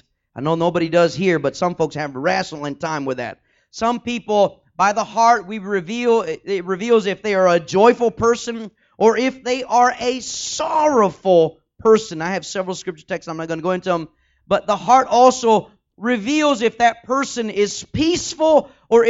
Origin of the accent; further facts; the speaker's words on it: Texas, United States; I'm from Texas